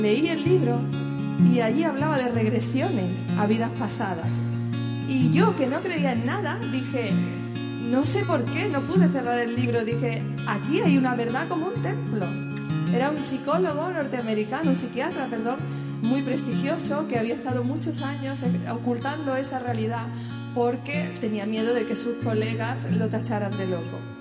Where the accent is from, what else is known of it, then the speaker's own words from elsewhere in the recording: Seville, Andalusia, Spain; moved away as an adult; also born or lived in Barcelona; soy de Sevilla